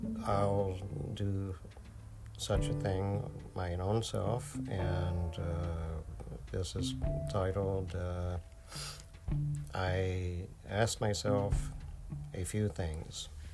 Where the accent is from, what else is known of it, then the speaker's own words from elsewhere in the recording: Electra, Texas, United States; my hometown, Electra, Texas